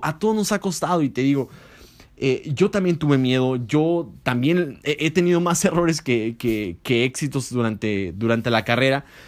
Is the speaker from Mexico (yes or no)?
yes; Mexico